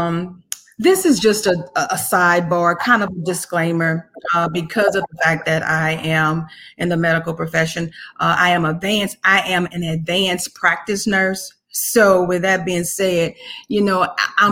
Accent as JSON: {"language": "English", "town": "Clinton", "region": "Louisiana", "country": "United States", "tie": "born or raised there", "said": "I'm from Louisiana, born and raised in Clinton, Louisiana"}